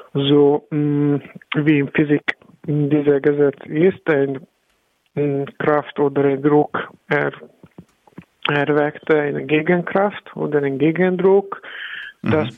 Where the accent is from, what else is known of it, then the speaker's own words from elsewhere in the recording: Hungary; German is a second language; moved away as an adult; now in Berlin, Germany; habe ich meine Heimat verloren